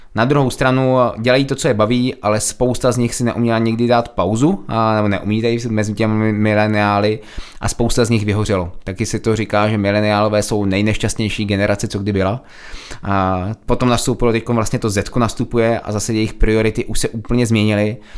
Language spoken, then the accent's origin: Czech; Czechia; my Češi